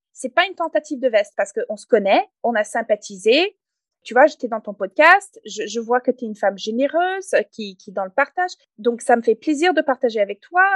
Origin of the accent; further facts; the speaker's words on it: Canada; accent: English Canadian; first language English; French is a second language; now in France; comme vous pouvez peut-être entendre dans mon accent, je ne suis pas française d'origine. Je suis canadienne anglophone